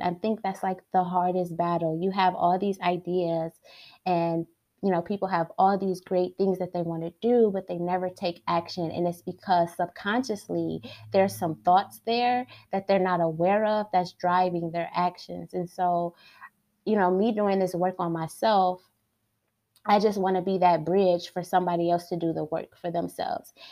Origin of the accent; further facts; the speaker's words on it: Detroit, Michigan, United States; I was born and raised in Detroit.